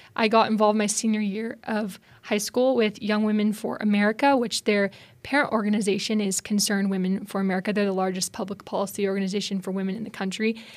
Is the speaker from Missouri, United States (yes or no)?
no; Spokane, Washington, United States; moved away; I'm from Spokane, Washington, out west